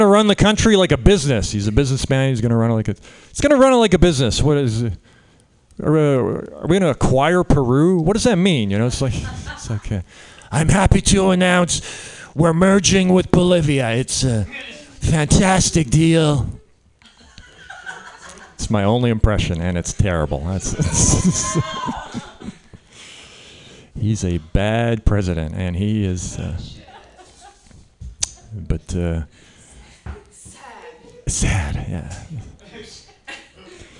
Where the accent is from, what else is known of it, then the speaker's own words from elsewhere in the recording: Canada; now in United States; I'm Canadian. I grew up in Canada